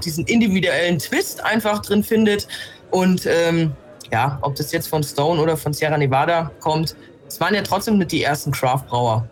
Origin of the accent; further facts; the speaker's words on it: Germany; bei uns in Deutschland